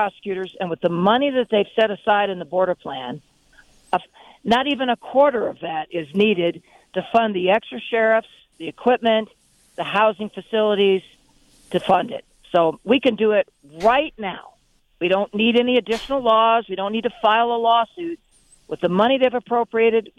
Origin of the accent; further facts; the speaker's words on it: Yuma, Arizona, United States; I'm from Yuma. I lived in Yuma for many years.